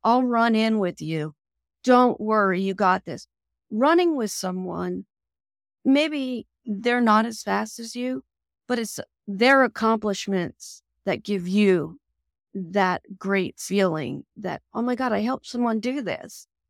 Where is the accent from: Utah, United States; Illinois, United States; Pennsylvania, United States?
Pennsylvania, United States; moved away; also born or lived in Harrisburg, Pennsylvania; my hometown of Campbell, Pennsylvania